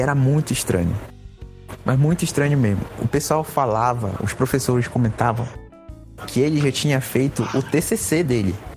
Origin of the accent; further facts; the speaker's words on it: Santarém, Pará, Brazil; also born or lived in Belém; Eu só fui entrar na escola pública no terceiro ano. Foi quando eu mudei de Santarém para Belém